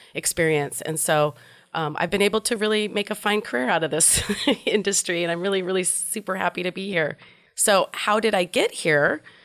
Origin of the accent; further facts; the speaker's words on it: Portland, Oregon, United States; I grew up in Portland, Oregon.